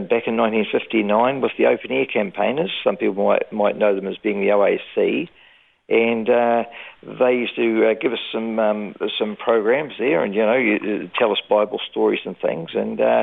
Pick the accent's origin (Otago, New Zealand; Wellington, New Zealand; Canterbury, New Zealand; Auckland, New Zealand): Otago, New Zealand; Dunedin; now in Brisbane, Australia; I was born in Dunedin, New Zealand in 1951